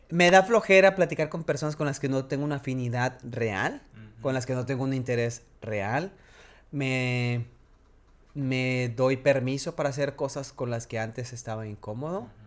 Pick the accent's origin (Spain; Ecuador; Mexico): Mexico; soy más fluido en inglés, pero soy mexicano, tengo que hablar español.